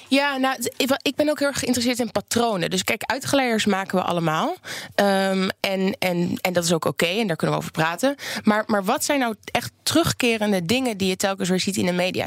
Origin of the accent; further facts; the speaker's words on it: Oldenzaal, Overijssel, Netherlands; ik kom zelf uit Oldenzaal, uit Twente